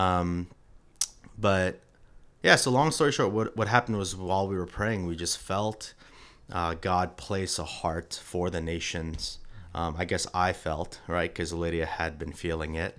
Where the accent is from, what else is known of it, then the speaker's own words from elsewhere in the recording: New York, United States; moved away as an adult; now in Atlanta, United States; was born and raised in New York